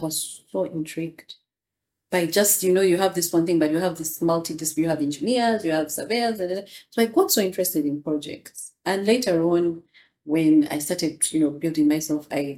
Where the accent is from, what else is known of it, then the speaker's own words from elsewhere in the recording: Kampala, Uganda; So I'm second generation because I was born here in Zambia Hospital. We're rooted here, went to Buganda Road Primary School, went to Chibuli